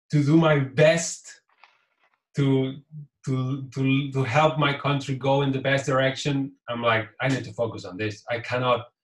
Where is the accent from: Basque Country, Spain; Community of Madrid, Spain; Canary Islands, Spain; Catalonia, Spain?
Catalonia, Spain; first language Catalan; English is a second language; My mother tongue is Catalan, which is a language different from Spanish, very similar, but there are two different languages.